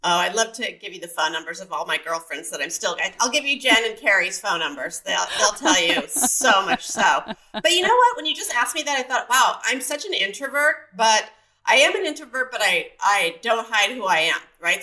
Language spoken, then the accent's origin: English; San Diego, California, United States; also born or lived in Mesa, Arizona; I grew up in Point Loma, uh, just right down the road from the military base